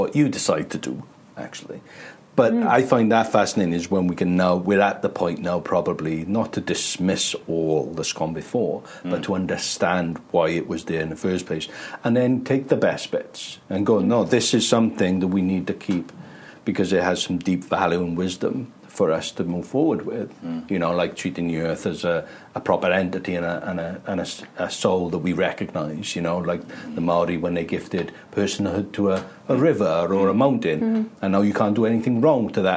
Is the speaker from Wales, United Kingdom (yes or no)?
yes; Wales, United Kingdom; being Welsh